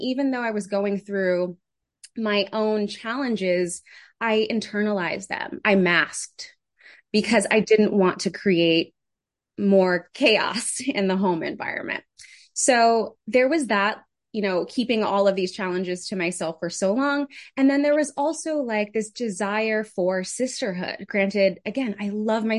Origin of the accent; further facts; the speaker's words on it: New York City, New York, United States; also born or lived in Connecticut; now in Jersey City, United States; I grew up in the Bronx. So New York native, loud and proud.